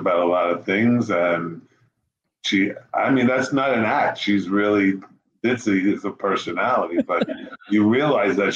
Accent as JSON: {"language": "English", "town": "New York City", "region": "New York", "country": "United States", "tie": "born or raised there", "moved": "as an adult", "lives_now": "Las Vegas, United States", "said": "I grew up in New York City"}